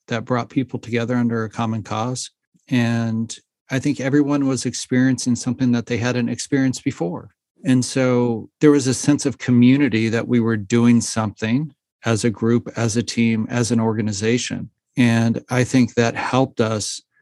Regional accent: Los Angeles, California, United States; growing up in Los Angeles

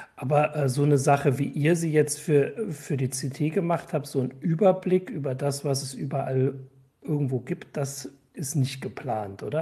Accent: Erfurt, Thuringia, Germany; als Erfurter

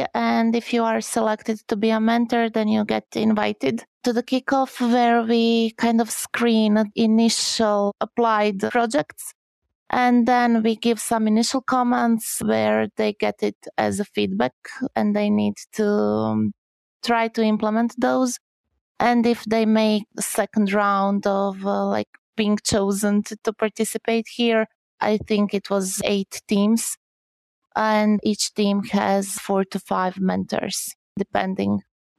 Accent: Croatia; English is a second language; Okay, so hi … I come from Croatia.

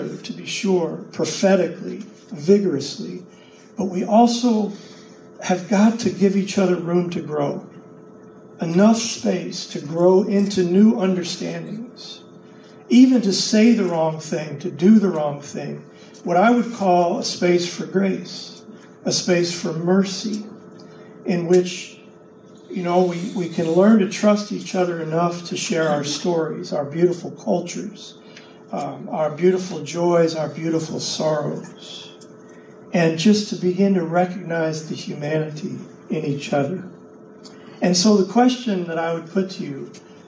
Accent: Lexington, Kentucky, United States; moved away as an adult; now in Colorado, United States; we grew up in Lexington, Kentucky, in a white suburban neighborhood where I had almost no contact with any peoples of color until my mid-20s when I left Lexington and moved to Colorado

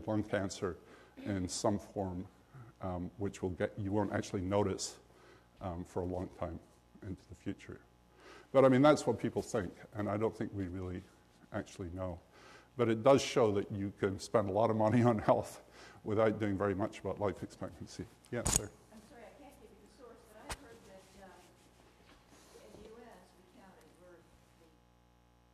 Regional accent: Scotland, United Kingdom; when I grew up in Scotland in the late 40s and early 50s

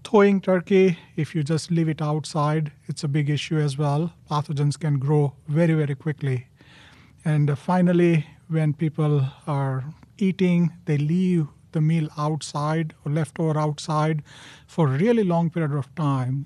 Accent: India; moved away as an adult; now in United States; born and raised in India

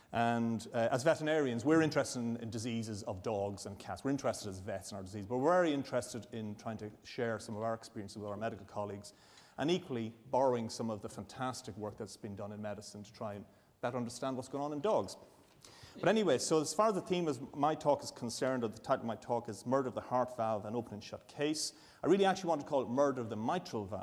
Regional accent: Ireland; now in Edinburgh, United Kingdom; I'm an Irish Catholic

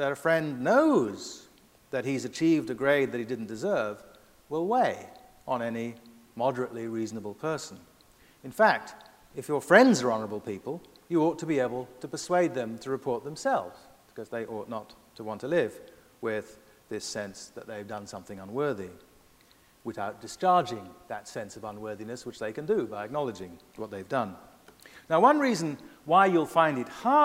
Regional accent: United States; as an American myself

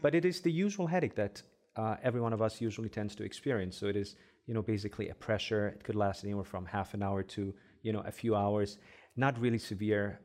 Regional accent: Egypt; first language Arabic; English is a second language; moved away as an adult; also born or lived in Germany; now in Cleveland, United States; I grew up in Egypt, uh, so my first language is Arabic, of course.

